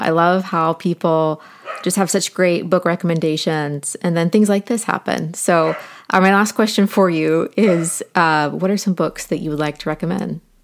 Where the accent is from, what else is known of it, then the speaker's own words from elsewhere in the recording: Ohio, United States; I grew up in Ohio